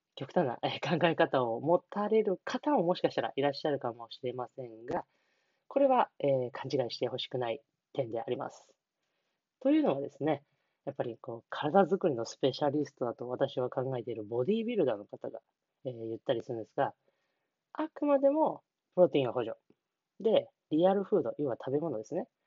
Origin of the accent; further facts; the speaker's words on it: Niigata, Japan; 地元新潟